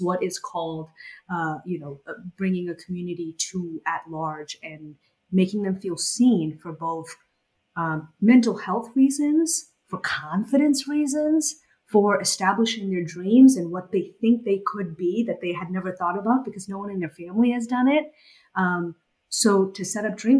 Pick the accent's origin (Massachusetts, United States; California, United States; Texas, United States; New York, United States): Massachusetts, United States; Boston; also born or lived in Bangladesh; I was born in Bangladesh and I moved to the United States when I was about 8 or 9 years old and I grew up in Boston